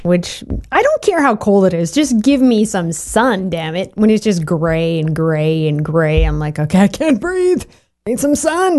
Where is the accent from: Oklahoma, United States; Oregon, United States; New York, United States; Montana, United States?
Oregon, United States; Portland; I was born there on Lovejoy Avenue downtown.